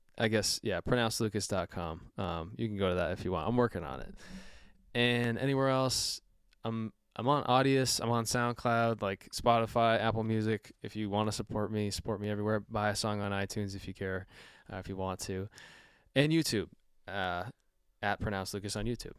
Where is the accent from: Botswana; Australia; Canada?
Canada; I'm, I'm Canadian